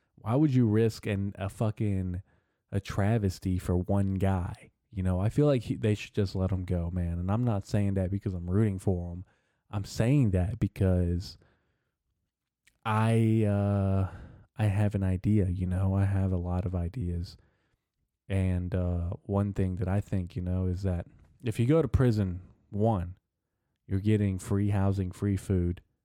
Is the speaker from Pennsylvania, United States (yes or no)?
no; Arkansas, United States; I'm from Arkansas